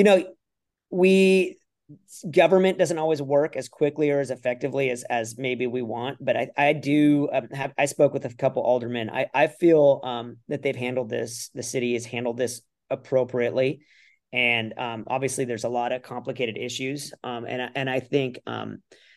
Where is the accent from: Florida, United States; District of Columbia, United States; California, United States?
California, United States; now in Lake Forest, United States; I'm from California